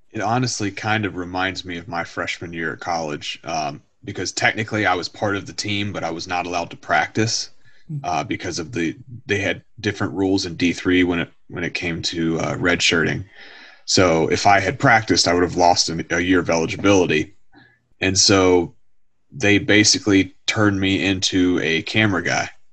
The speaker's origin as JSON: {"language": "English", "town": "Harrisonburg", "region": "Virginia", "country": "United States", "tie": "born or raised there", "said": "I grew up in uh, around the Bridgewater, the Harrisonburg area, where JMU, James Madison University, that's where I grew up"}